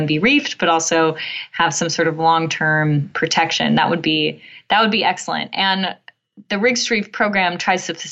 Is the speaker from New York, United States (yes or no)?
no; California, United States; I grew up in California